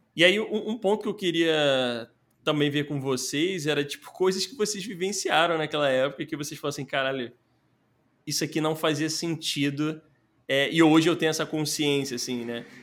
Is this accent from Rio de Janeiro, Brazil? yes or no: yes; Rio de Janeiro, Brazil; eu nasci ali na, na Muda, né? Que é a região da Tijuca ali do Rio de Janeiro